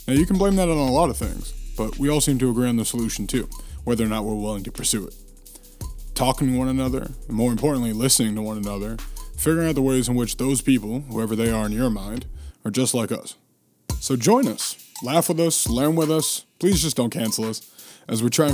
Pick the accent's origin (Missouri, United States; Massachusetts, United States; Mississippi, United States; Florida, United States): Massachusetts, United States; from my home state of Massachusetts